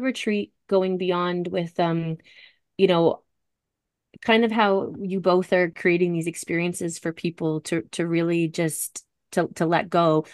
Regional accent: Halifax, Nova Scotia, Canada; also born or lived in Alberta / Yellowknife; I'd moved back to Halifax.

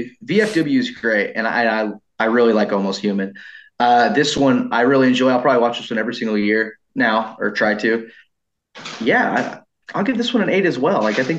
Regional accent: Texas, United States; I am from Texas.

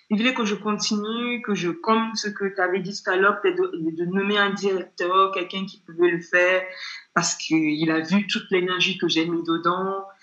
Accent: England, United Kingdom; French is a second language; je suis pas euh, française d'origine, je suis anglaise.

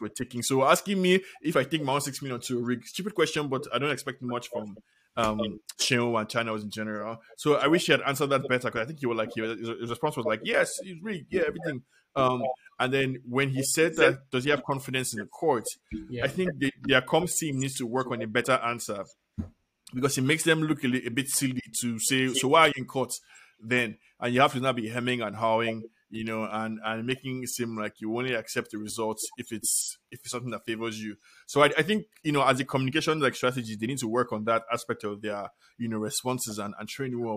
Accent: Nigeria

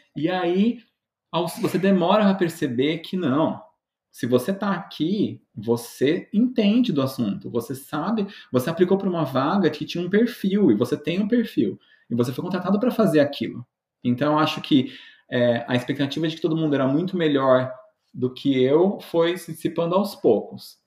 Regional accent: Brazil; moved away as an adult; now in United States; Brasileiro tem disso

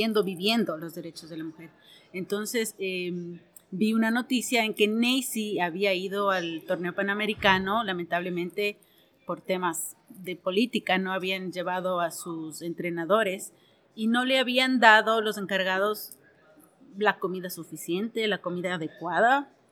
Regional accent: Ecuador; soy ecuatoriana y soy productora audiovisual.

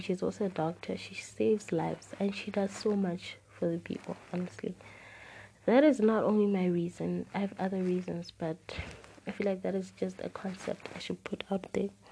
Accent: Klerksdorp, North West, South Africa; I'm 16 and I live in South Africa. Guys, I'm a South African podcaster

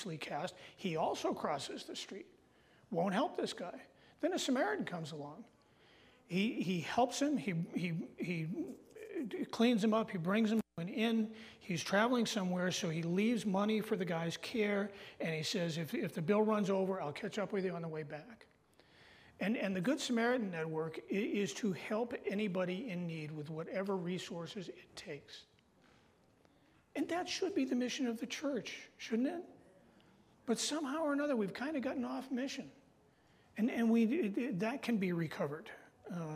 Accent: Massachusetts, United States; now in North Country, United States; I was born in Massachusetts

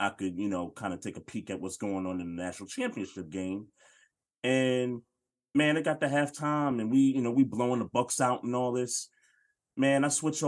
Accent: New York City, New York, United States; I grew up in New York City

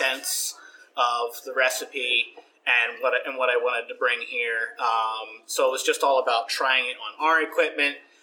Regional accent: New Jersey, United States; the section of Jersey that I come from is called South Jersey, the real one. And where I grew up on a small farm

